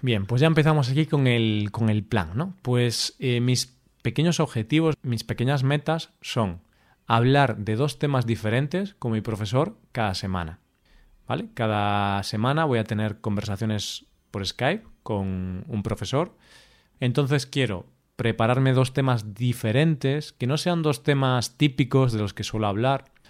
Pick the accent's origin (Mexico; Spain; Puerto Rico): Spain; accent: Spanish; hablando en inglés, con mi acento español